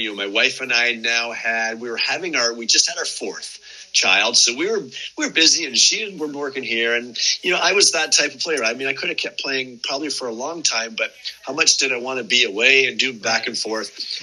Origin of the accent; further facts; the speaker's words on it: Windsor, Ontario, Canada; the University of Windsor, which is at home here in my hometown